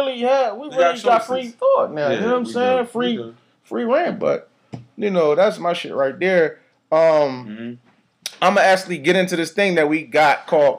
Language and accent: English; Philadelphia, Pennsylvania, United States; I came up, I was born in West Philly, 42nd Street, near the zoo, the bottom, right?